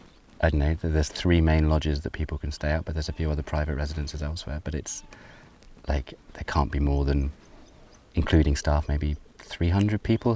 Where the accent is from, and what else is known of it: United Kingdom